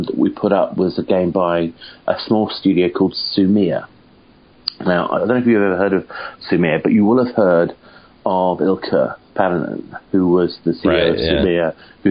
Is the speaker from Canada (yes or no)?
no; United Kingdom; I'm a Brit